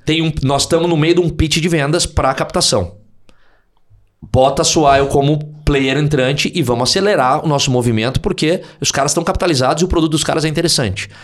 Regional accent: Porto Alegre, Rio Grande do Sul, Brazil; moved away; eu sou de Porto Alegre

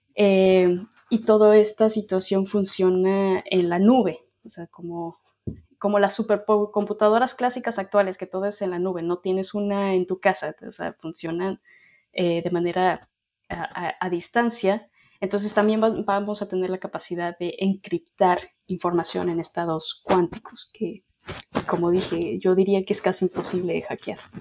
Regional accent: Mexico; moved away as an adult; also born or lived in Ireland; now in Dublin, Ireland; La razón por la que yo me salí de México

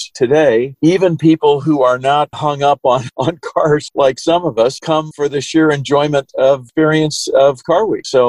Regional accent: Chicago, Illinois, United States; moved away as an adult; also born or lived in Sacramento, California; now in Monterey Peninsula, United States; I came from Chicago when I was 18 and came out to California, moved to Sacramento.

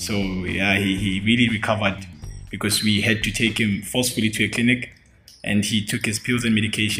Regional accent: Johannesburg, Gauteng, South Africa; I'm from Johannesburg.

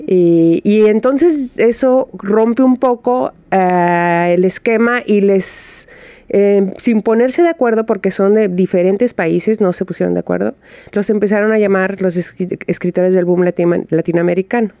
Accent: Guadalajara, Jalisco, Mexico; Yo soy de Guadalajara

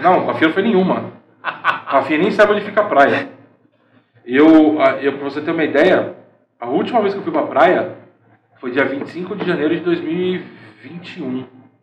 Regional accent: Santo André, São Paulo, Brazil; moved away as an adult; now in Caraguatatuba, Brazil; a gente nascido e criado em Santo André, nunca tinha saído de Santo André para outro lugar.

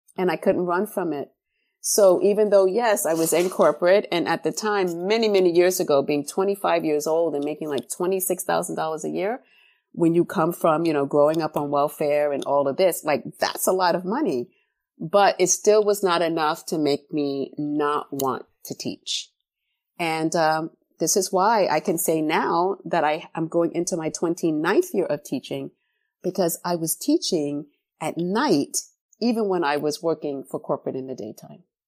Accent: New York City, New York, United States; I came of age in the nineteen eighties in the South Bronx

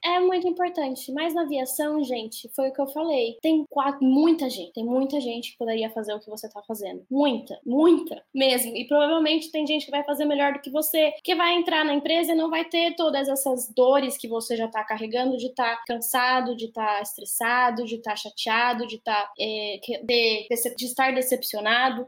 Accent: Salto, São Paulo, Brazil; moved away; eu que saí lá de Salto, que é uma cidadezinha do interior de São Paulo.

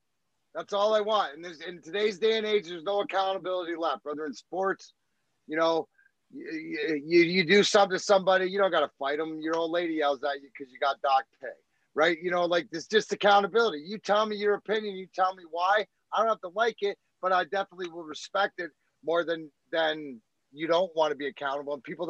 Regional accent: Scotland, United Kingdom; He's got what you want when you're from, like when you're Scottish, like me

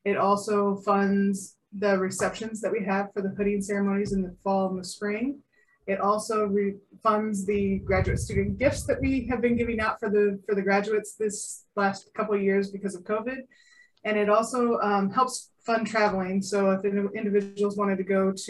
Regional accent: Omaha, Nebraska, United States; I'm from Omaha

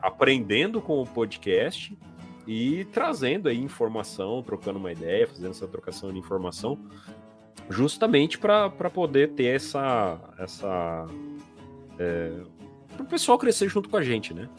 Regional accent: interior of São Paulo, Brazil; eu sou também do interior de São Paulo

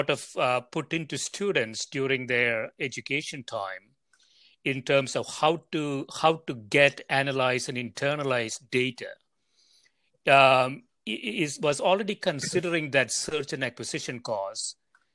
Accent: India; moved away; I grew up in India

